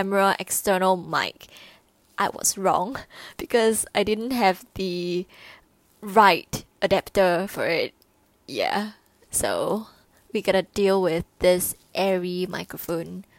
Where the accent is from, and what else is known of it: Singapore